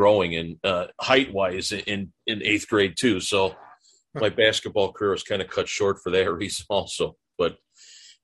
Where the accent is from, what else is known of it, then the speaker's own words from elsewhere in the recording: Chicago, Illinois, United States; also born or lived in DuPage County; I grew up in Chicago